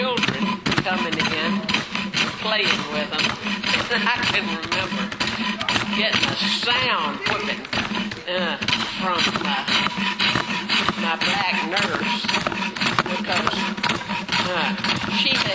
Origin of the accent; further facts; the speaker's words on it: Mississippi, United States; now in Elgin, United States; I grew up in Mississippi